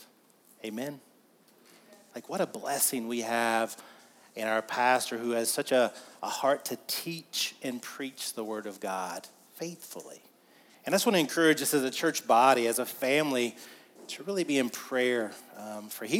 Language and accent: English; the South, United States; We're from the South